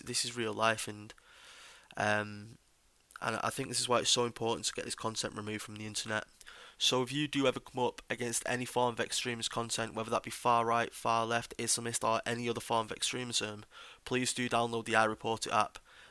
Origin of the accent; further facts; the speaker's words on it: United Kingdom; me myself as a British patriot